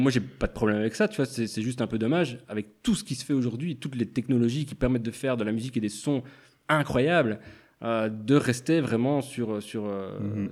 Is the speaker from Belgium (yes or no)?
yes; La Louvière, Wallonia, Belgium; now in Brussels, Belgium; je viens de la Louvière